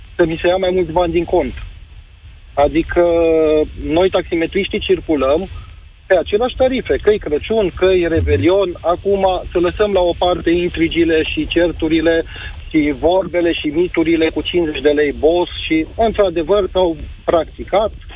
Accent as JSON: {"language": "Romanian", "town": "Timișoara", "region": "Timiș County", "country": "Romania", "said": "eu sunt din Timișoara, un taximetrist"}